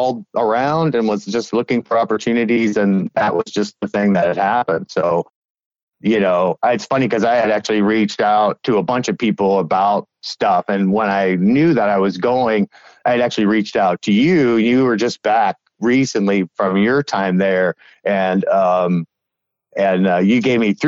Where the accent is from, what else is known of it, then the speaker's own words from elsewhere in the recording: Long Island, New York, United States; moved away as an adult; also born or lived in Colorado / Florida; now in Chicago, United States; I grew up in New York, Long Island, New York